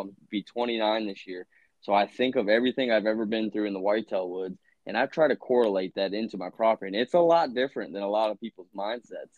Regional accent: Virginia, United States; I grew up in Virginia hunting

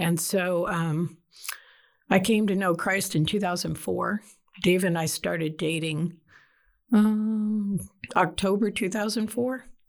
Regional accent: Detroit, Michigan, United States; moved away as an adult; now in Texas, United States; I grew up in Detroit, South Side. I'm a downriver kid

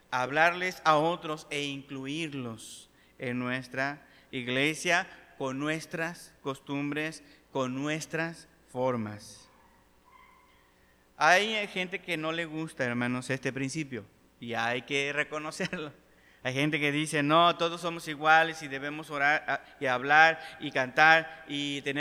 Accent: Mexico; hay una iglesia de puros mexicanos y yo soy mexicano

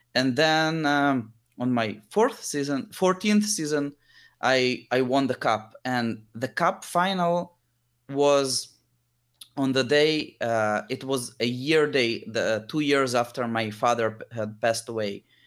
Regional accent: Israel; also born or lived in Lithuania; when I was seven year old, we moved from Lithuania to Israel

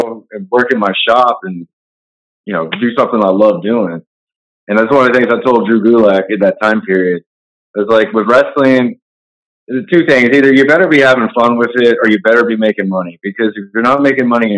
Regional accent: Texas, United States; also born or lived in New York; I'm a Texas guy

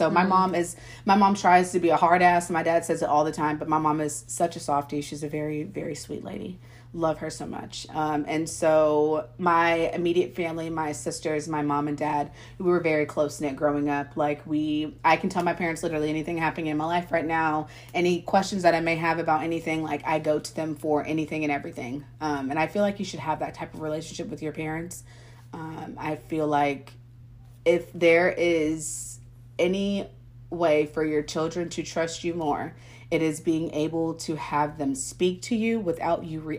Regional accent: Missouri, United States; born there; So I was born in Missouri, and then I don't know if we like moved to Texas whenever I was like younger

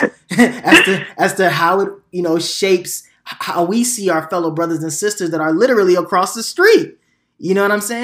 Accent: Nigeria; now in United States; I was born in Nigeria

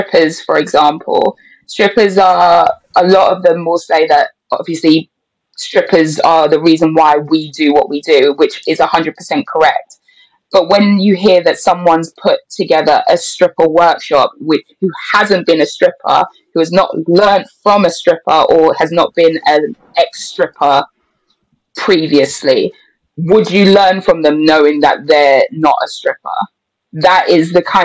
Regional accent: England, United Kingdom; I'm more English than a lot of people realize

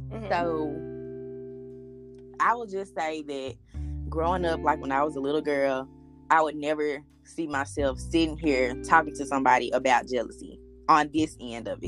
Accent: Milan, Tennessee, United States; moved away as an adult; now in Murfreesboro, United States; Um, I am from Milan. I currently live in Murfreesboro, Tennessee.

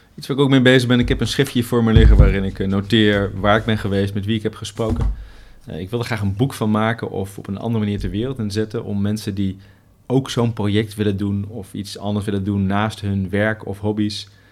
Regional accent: Netherlands; wij eh, als Nederlanders

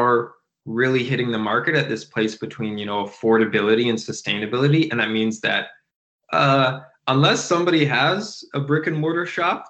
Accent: Providence, Rhode Island, United States; Providence does not have a ton of money. Me and my friends all grew up thrifting.

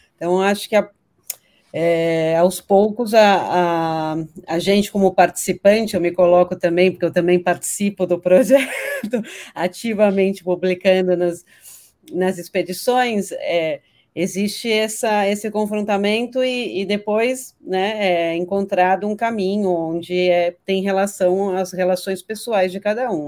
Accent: São Paulo, Brazil; Eu cresci aqui em São Paulo, sou paulistana

